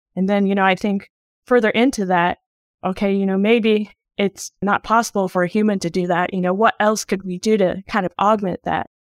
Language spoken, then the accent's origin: English; Dayton, Ohio, United States; moved away; I grew up in Dayton, Ohio, which has an Air Force base nearby.